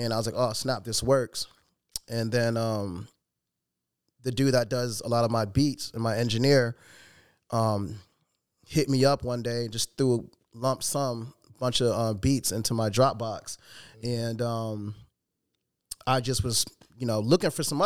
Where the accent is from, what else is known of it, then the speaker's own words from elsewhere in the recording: Chicago, Illinois, United States; I was born and raised in Chicago